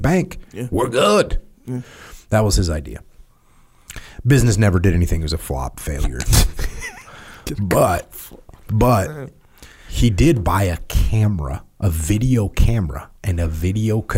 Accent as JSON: {"language": "English", "region": "New England", "country": "United States", "said": "I'm from New England"}